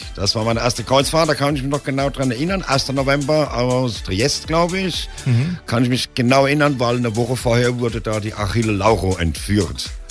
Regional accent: Heidelberg, Baden-Württemberg, Germany; geboren bin ich in Heidelberg. Bin richtig Altstädter Heidelberger

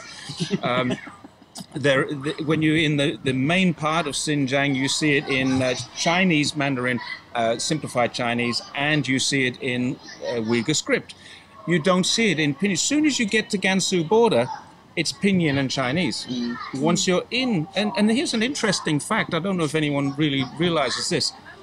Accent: United Kingdom; moved away as an adult; now in Zhongshan, China; From the UK

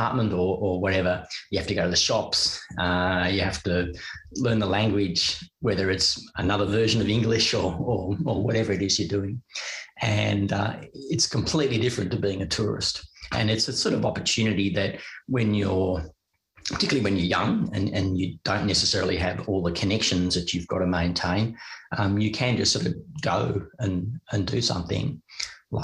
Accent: Melbourne, Victoria, Australia; moved away as an adult; also born or lived in United Kingdom; without having left my hometown, without having left Melbourne.

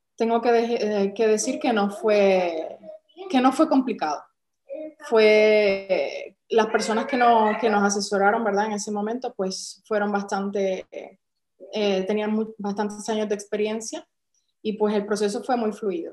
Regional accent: San Juan, Puerto Rico; moved away as an adult; now in Málaga, Spain; si notas quizás por nuestro acento, pues no, somos de aquí, de España, originarios de España, somos de San Juan de Puerto Rico

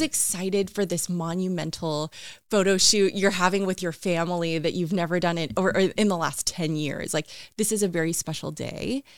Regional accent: West Richland, Washington, United States; I grew up in Eastern Washington in West Richland, um, actually in a trailer park area.

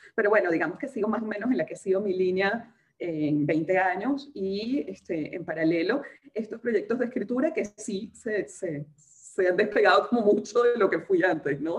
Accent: Venezuela; accent: muy venezolana; moved away as an adult; now in Peru; desde que salí de Venezuela

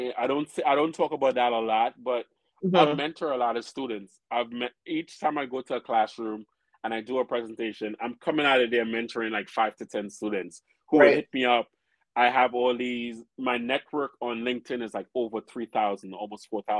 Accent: Trinidad & Tobago; now in Brooklyn, United States; I'm from Trinidad

